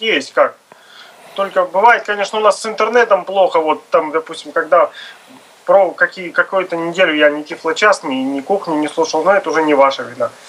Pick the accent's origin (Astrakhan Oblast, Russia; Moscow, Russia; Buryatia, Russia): Astrakhan Oblast, Russia; Я из Астраханской области